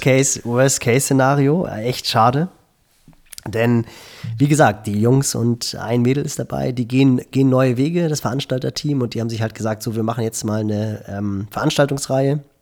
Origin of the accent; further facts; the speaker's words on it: Schleswig-Holstein, Germany; bei uns in Schleswig-Holstein nördlich von Hamburg